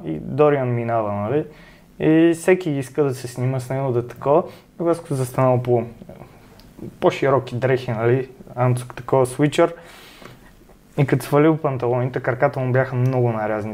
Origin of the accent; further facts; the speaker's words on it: Sofia, Sofia City, Bulgaria; от София съм.